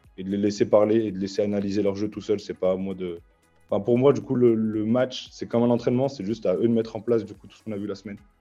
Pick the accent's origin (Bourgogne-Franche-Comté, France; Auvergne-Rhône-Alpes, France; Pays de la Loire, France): Auvergne-Rhône-Alpes, France; Lyon; j'ai grandi aussi à la Croix-Rouge, je suis né ici.